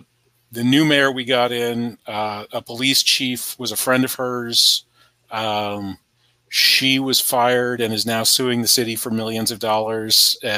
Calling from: Charlottesville, Virginia, United States; I'm in Charlottesville, Virginia.

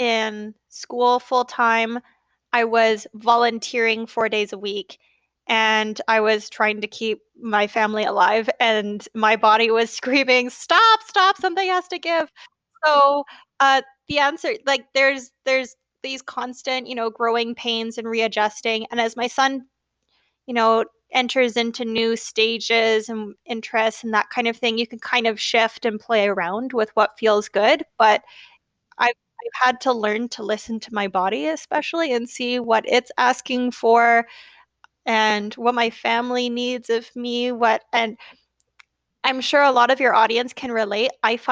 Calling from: Vernon, British Columbia, Canada; I'm calling from Vernon, BC in Canada.

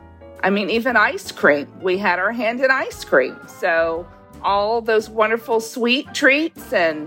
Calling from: Savannah, Georgia, United States; I'm calling from Savannah, Georgia, and I own Back in the Day Bakery

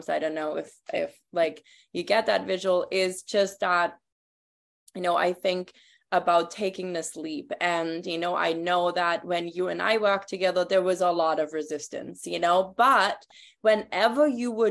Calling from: Toronto, Ontario, Canada; you know, I'm tuning in from Toronto right now. I'm super close to Colleen right now, but living in Mexico now.

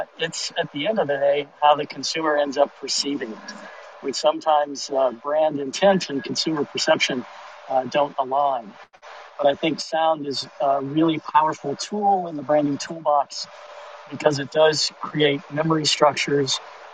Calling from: Detroit, Michigan, United States; I'm joining you from Uber in Detroit.

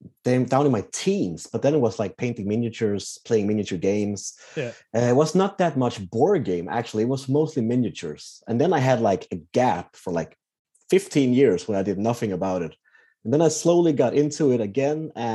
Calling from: Sweden; I'm joining you from Sweden. I was about to say cold Sweden, but right now it's actually quite hot.

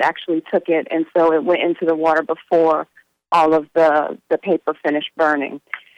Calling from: Florida, United States; I am calling from Florida.

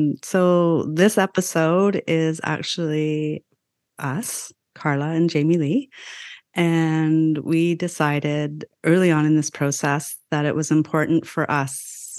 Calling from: Vancouver, British Columbia, Canada; I am calling in from the land of the Musqueam, Squamish, and Tsleil-Waututh peoples, also known as Vancouver, Canada. I am a settler from British, Irish, and Welsh ancestry

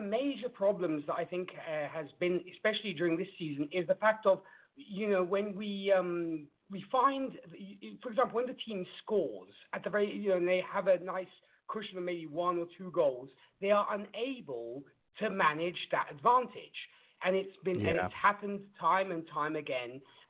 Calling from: Italy; I'm calling from Italy.

